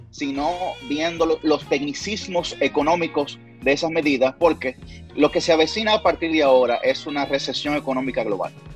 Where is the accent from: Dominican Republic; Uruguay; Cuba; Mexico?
Dominican Republic; representé al país en España